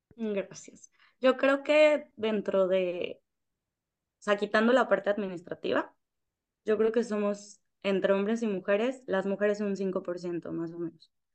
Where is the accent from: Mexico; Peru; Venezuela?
Mexico; moved away as an adult; also born or lived in Paraguay / Puerto Rico / Spain; now in Dominican Republic; yo soy de México